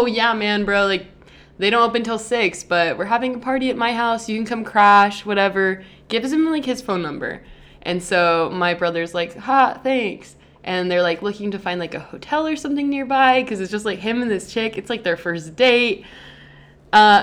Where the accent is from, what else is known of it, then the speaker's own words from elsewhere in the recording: an hour and a half from Los Angeles, California, United States; my hometown is, like, an hour and a half from Los Angeles